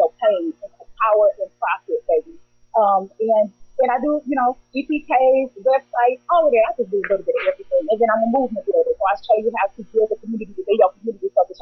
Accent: St. Louis, Missouri, United States; I'm from St. Louis, Missouri, Midwest

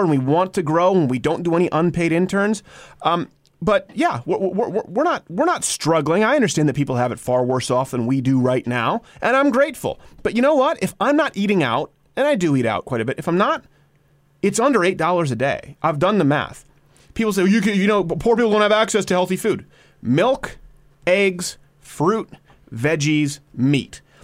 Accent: Quebec, Canada; moved away; also born or lived in Detroit, Michigan, United States; I was raised in Quebec.

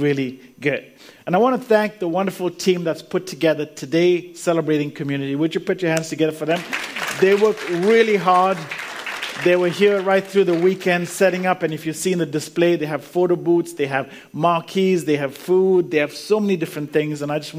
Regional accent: Canada; also born or lived in India / Zambia; now in Australia; So I was born in India. Then we moved to Africa, lived in Africa, in Zambia, which is really Central Africa. Then we moved to Canada, and that's where I lived most of my life. So, you know, grew up mainly in Canada.

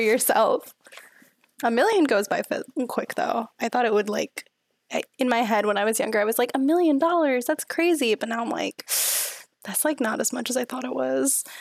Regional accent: Houston, Texas, United States; moved away; I'm from Houston

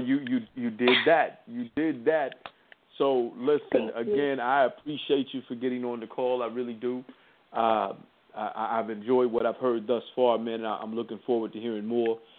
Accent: Indianapolis, Indiana, United States; I'm, I'm originally from Indianapolis

